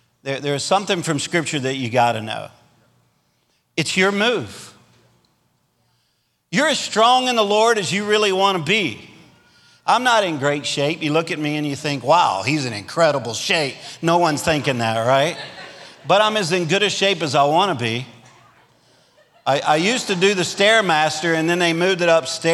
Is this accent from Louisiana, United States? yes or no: yes; Louisiana, United States; now in Arkansas, United States; I'm a Cajun from Louisiana, which means that we'll eat anything that lives in a ditch.